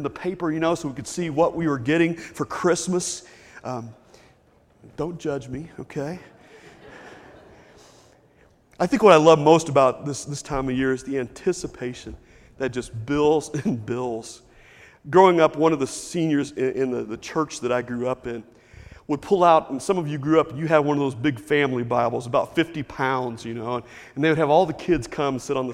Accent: Lexington, United States; growing up in Lexington with my mom and dad

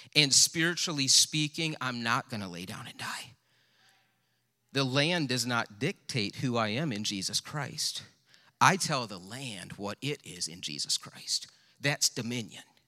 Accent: United States; as an American

